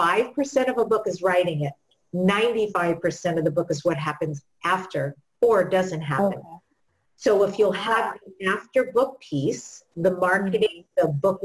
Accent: New York, United States; I'm from New York

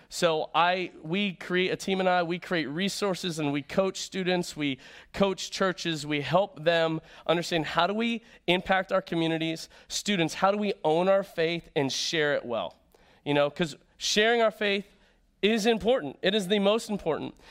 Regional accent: Florida, United States; moved away; I grew up in Florida

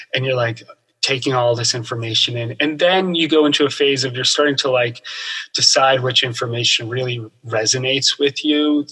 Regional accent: New Jersey, United States; I grew up in New Jersey in the suburbs of New York City

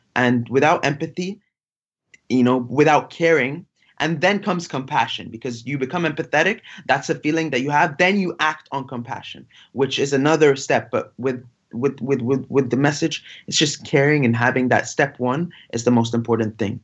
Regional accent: Giza, Giza Governorate, Egypt; I was born in Giza, uh, next to where, you know, the famous Giza pyramids are

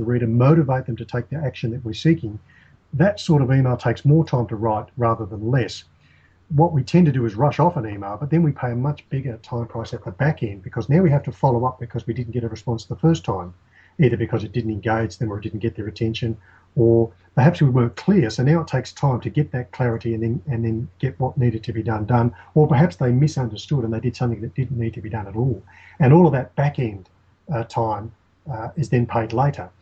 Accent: Australia; I'm an Australian working with Australians in Australian conditions

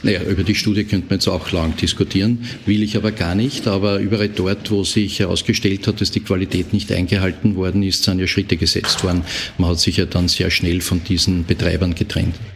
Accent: Austria; bei uns in Österreich

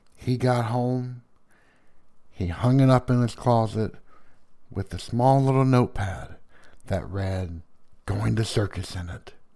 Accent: the South, United States; accent: Southern

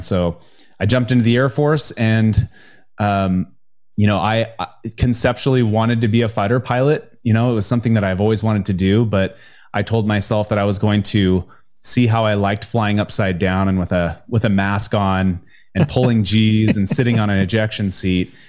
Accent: Spokane, Washington, United States; I grew up in the Pacific Northwest in the U S A. uh, in, in, uh, Spokane, Washington

